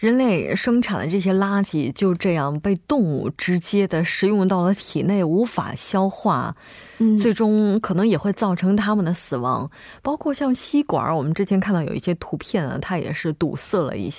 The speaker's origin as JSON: {"language": "Chinese", "country": "China", "lives_now": "South Korea", "said": "因为我差不多来韩国不应该说作为中国人，嗯，就一直以来都有自己带杯子的习惯。"}